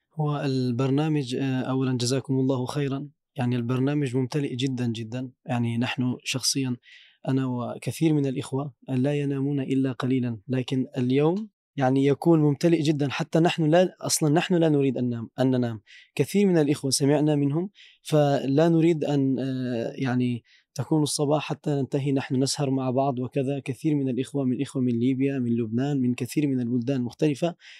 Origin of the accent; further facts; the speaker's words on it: Turkey; Arabic is a second language; نحن كأتراك